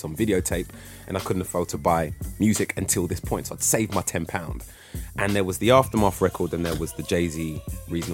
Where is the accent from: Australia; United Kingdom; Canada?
United Kingdom; London; I grew up in Holloway, and at the time, we didn't have a lot.